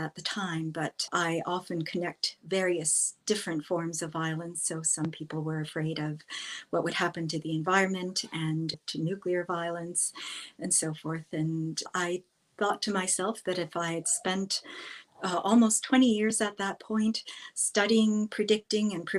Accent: New York City, New York, United States; I grew up in New York City when it was quite violent

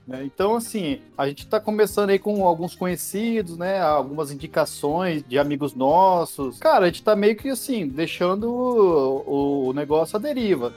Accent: Campo Grande, Mato Grosso do Sul, Brazil; Da minha família, acho que eu sou o único de Campo Grande que nasceu aqui

